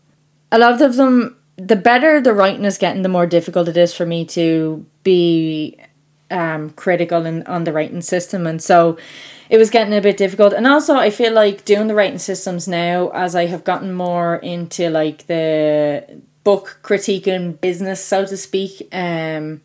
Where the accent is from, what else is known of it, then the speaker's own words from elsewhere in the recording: Ireland; because I'm Irish